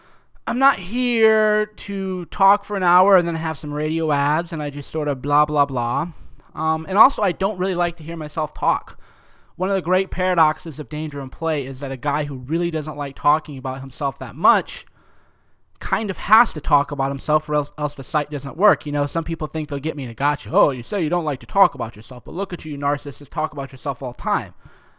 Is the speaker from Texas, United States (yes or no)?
no; New York, United States; Mike, talk faster, man. I'm from New York. You're too slow, man.